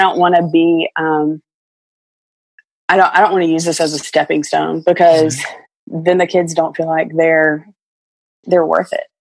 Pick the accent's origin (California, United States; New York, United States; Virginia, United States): Virginia, United States; growing up in Virginia